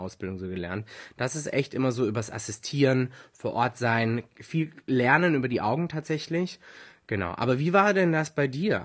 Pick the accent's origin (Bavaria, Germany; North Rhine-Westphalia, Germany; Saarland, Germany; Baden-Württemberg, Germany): Baden-Württemberg, Germany; foot of the Swabian Jura; komme ursprünglich aus dem Süden von Deutschland. Also ich bin aufgewachsen am Fuße der Schwäbischen Alb